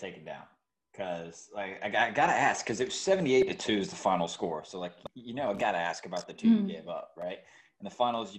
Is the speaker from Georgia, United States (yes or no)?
yes; Georgia, United States; moved away; I'm from Georgia